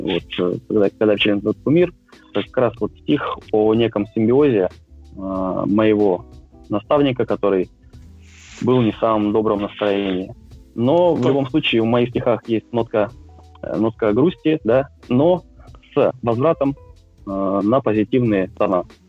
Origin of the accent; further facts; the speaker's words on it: Krasnoyarsk, Krasnoyarsk Krai, Russia; moved away as an adult; now in Moscow, Russia; родился я в замечательном городе Красноярске, который находится в Сибирском регионе вырос, в принципе, тоже там.